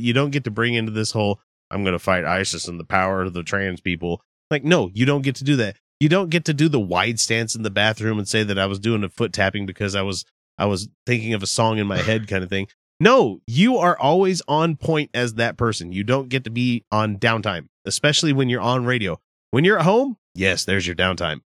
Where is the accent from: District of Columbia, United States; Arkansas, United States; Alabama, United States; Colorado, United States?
Arkansas, United States; now in Utah, United States